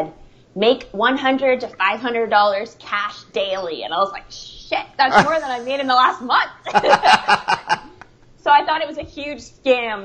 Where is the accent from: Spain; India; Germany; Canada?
Canada; Toronto, Ontario; moved away; So I am a Canadian girl. Actually, we just celebrated Canada Day this weekend, long weekend. But I'm from Toronto, Ontario